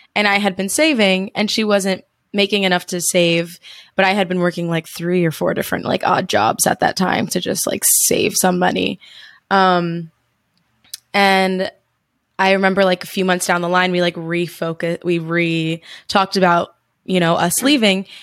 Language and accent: English; New Jersey, United States; moved away as an adult; I'm from New Jersey in the States